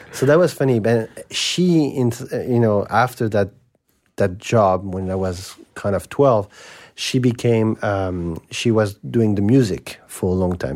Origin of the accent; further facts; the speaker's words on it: Paris, Île-de-France, France; I grew up in Saint Germain des Prés